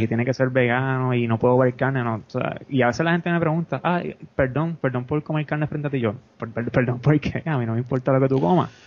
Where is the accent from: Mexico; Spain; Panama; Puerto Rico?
Puerto Rico; Peñuelas; also born or lived in Ponce; soy, soy, soy de Peñuelas.